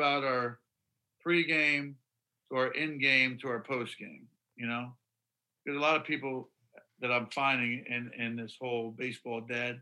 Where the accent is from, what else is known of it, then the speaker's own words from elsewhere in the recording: Syracuse, New York, United States; we grew up in Syracuse